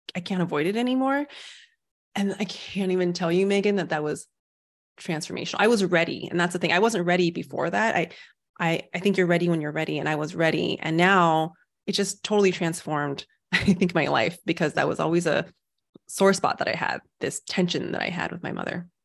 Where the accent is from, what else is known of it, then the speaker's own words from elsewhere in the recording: United States; also born or lived in Taiwan; I was born in America, and I was like, so that's still home for me.